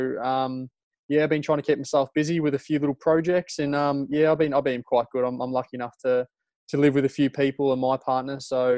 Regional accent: Melbourne, Victoria, Australia; born or raised there; also born or lived in Nottingham, England / Malaysia

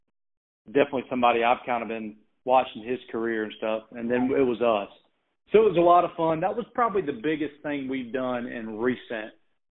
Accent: Thomson, Georgia, United States; a small venue in my hometown in Thompson, Georgia, outside of Augusta.

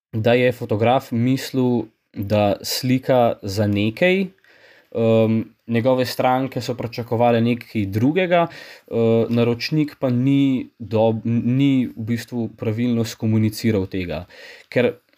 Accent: Slovenia; Slovenci smo

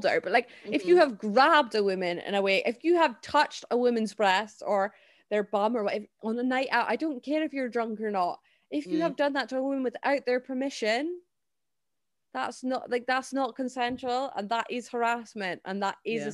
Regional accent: Scotland, United Kingdom; a Scottish person

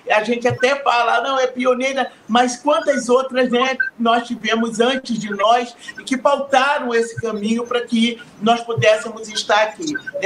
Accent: Rio de Janeiro, Brazil; nascemos no Rio de Janeiro, mas o, o, os 13 filhos é, da, de minha mãe né, nasceram em Minas Gerais

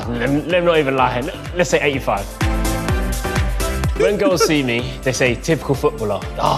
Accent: Essex, East of England, United Kingdom; I'm 22. I'm from Essex

